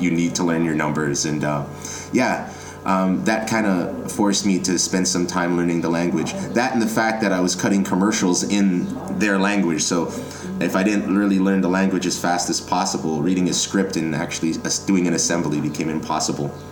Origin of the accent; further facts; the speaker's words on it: Toronto, Ontario, Canada; I'm born and raised in Toronto